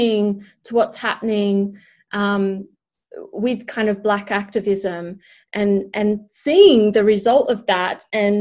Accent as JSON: {"language": "English", "country": "Australia", "tie": "born or raised there", "moved": "yes", "lives_now": "United Kingdom", "said": "I'm Australian, but I live in the UK. And as someone with this kind of experience where I'm Australian who's living in a country that's completely different to what I grew up in, but then I'm looking back into a country that I did grow up"}